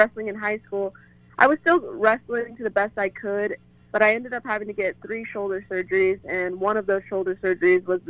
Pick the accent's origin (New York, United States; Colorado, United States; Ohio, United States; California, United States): Colorado, United States; Denver; I'm from Denver